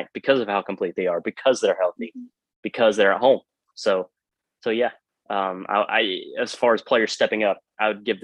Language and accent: English; Paris, Tennessee, United States; I grew up in Paris, Tennessee